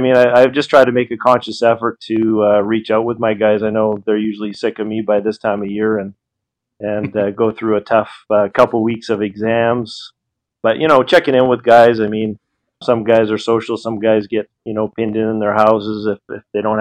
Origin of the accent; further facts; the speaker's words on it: Victoria, British Columbia, Canada; moved away; also born or lived in Peterborough, Ontario / Toronto; we went from Toronto to Peterborough, where I was born, Victoria